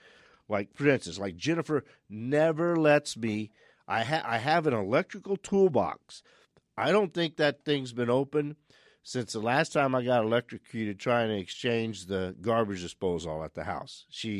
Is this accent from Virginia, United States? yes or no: no; Louisiana, United States; now in Phoenix, United States; We're from South Louisiana. We've landed in Phoenix in 1965. But still a lot of family back on the Southeast Coast and the Gulf Coast.